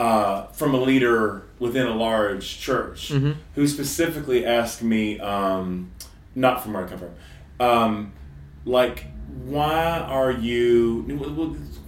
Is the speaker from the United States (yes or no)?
yes; United States; I'm an American